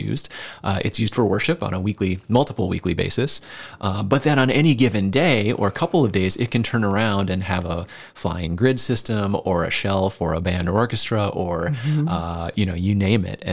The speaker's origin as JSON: {"language": "English", "town": "Decorah", "region": "Iowa", "country": "United States", "tie": "born or raised there", "said": "a young person growing up in Decorah"}